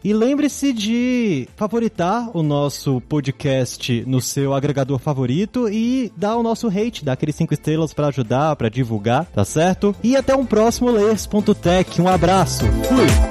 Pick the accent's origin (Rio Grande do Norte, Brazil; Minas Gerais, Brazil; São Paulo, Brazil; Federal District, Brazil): Federal District, Brazil; Brasília; Eu que sou brasiliense aqui